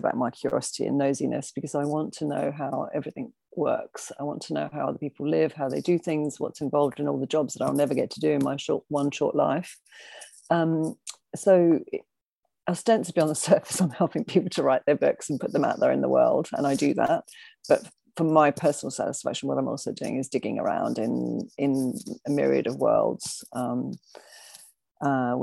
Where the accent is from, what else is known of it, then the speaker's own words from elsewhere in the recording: Adelaide, South Australia, Australia; moved away as an adult; also born or lived in Liverpool, United Kingdom; now in London, United Kingdom; I'm actually from Liverpool, but I spent 25 years in Australia, in South Australia. So, grew up in a dry, artsy town